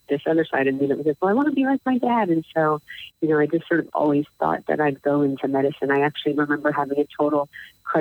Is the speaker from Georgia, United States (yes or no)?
no; Baltimore, Maryland, United States; now in Wisconsin, United States; I grew up in Baltimore